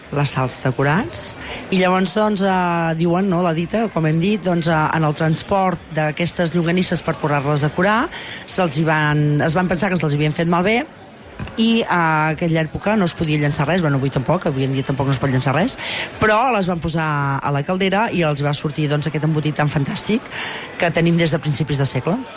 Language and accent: Catalan; Tona, Catalonia, Spain; jo sóc de Tona, sóc de la comarca d'Osona